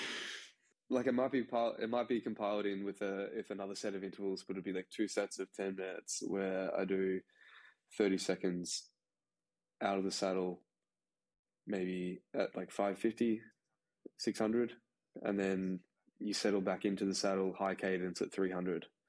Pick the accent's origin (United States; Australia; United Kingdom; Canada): Australia; as an Australian